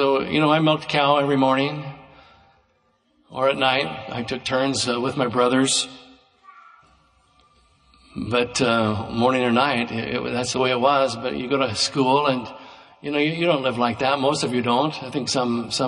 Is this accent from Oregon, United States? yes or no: yes; Roseburg, Oregon, United States; I grew up in Roseburg, outside of Roseburg, in the country.